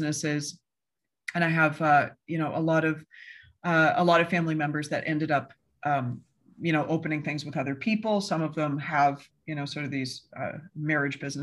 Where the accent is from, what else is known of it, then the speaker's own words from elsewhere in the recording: Canada; moved away; being a Canadian